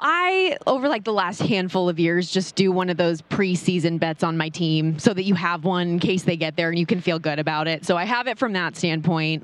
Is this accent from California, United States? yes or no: no; Las Vegas, Nevada, United States; I born and raised